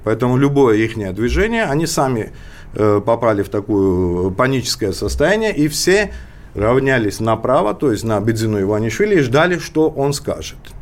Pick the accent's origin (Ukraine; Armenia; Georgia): Georgia; как а грузин